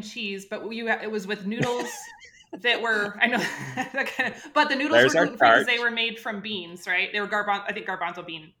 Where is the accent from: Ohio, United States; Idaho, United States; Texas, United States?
Idaho, United States; I'm from Idaho.